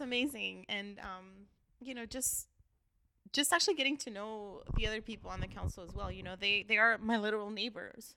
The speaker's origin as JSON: {"language": "English", "town": "Los Angeles", "region": "California", "country": "United States", "tie": "born or raised there", "said": "Armenia since I was three years old"}